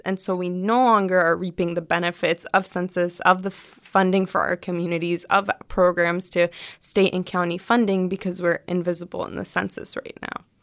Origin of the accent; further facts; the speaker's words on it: California, United States; my parents are Palestinian immigrants, but I was born here